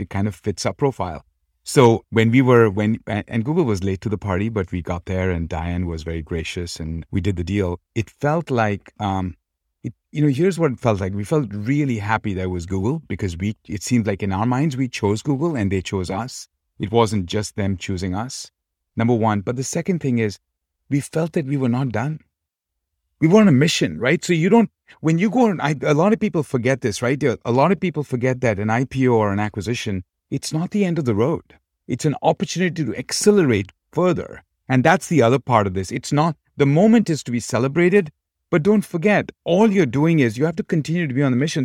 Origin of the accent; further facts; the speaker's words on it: Kolkata, West Bengal, India; moved away as an adult; now in United States; Born and brought up in Calcutta